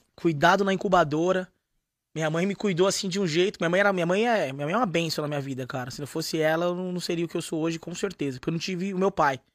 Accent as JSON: {"language": "Portuguese", "region": "São Paulo", "country": "Brazil", "moved": "yes", "lives_now": "Londrina, Brazil", "said": "vim da Zona Leste de São Paulo"}